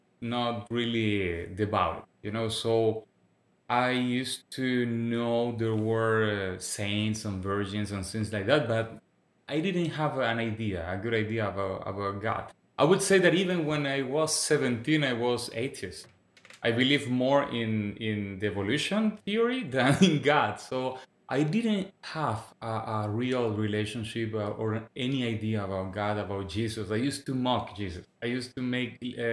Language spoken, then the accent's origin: English; Venezuela; English is a second language; moved away as an adult; now in Quebec, Canada; I'm from Venezuela. But I would say that even English is my third language because it has been 7 years I live in Quebec, in Canada.